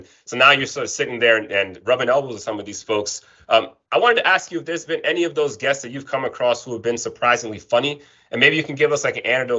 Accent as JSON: {"language": "English", "town": "New York City", "region": "New York", "country": "United States", "tie": "born or raised there", "said": "we grew up in Brooklyn, and we knew that there are certain there are certain aspects of the life that was important for us to keep it light, right? To laugh. And, you know, as a Latino growing up in Brooklyn in particular"}